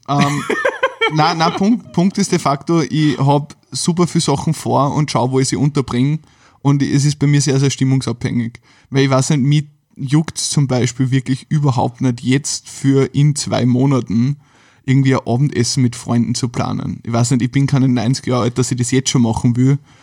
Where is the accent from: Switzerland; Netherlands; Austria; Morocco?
Austria; Carinthia; now in Vienna, Austria; ich komme ja eigentlich ursprünglich aus Kärnten